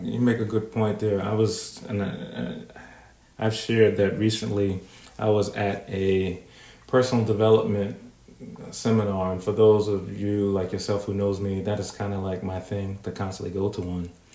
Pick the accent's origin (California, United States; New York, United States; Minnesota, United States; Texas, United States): New York, United States; being a New Yorker